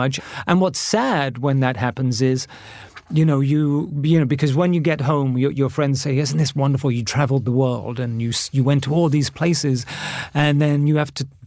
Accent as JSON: {"language": "English", "town": "Bath", "region": "South West England", "country": "United Kingdom", "tie": "born or raised there", "also_born_or_lived": "New York", "moved": "as an adult", "said": "my hometown of Bath"}